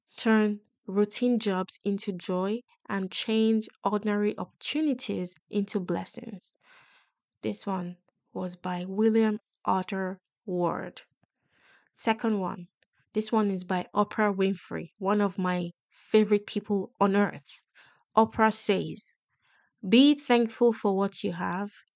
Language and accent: English; Nigeria; moved away as an adult; also born or lived in United Kingdom; I come from Nigeria in Africa, and I came with, like, work ethics